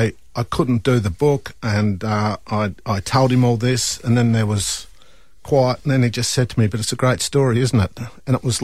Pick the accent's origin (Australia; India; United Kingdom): Australia; Burnie, Tasmania; Well, I come from Burnie. I grew up in Burnie.